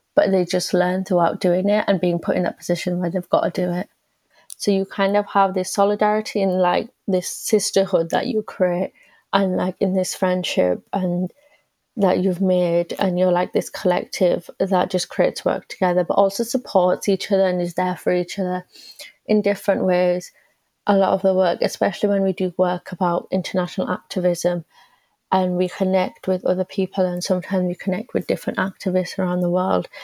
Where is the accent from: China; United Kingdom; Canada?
United Kingdom; England; I'm also British because this is where I've been born and where I've been brought up